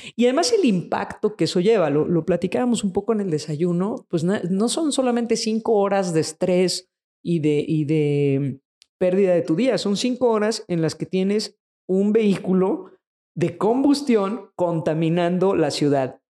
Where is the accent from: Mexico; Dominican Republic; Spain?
Mexico; en nuestro país y en el resto de Latinoamérica